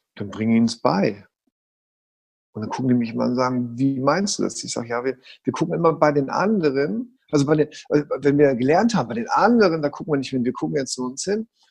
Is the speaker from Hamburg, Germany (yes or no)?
yes; Hamburg, Germany; Ich bin Hamburger Jung